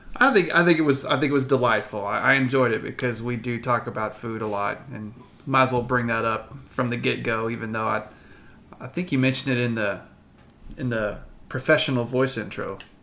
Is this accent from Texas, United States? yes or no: yes; Abilene, Texas, United States; I grew up around Abilene, so we went to the zoo a lot for field trips